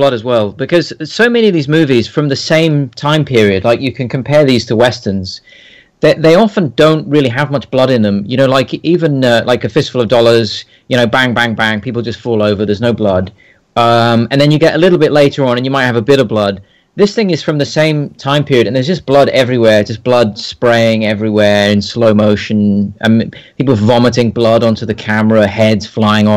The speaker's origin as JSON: {"language": "English", "country": "United Kingdom", "said": "I can't help being British"}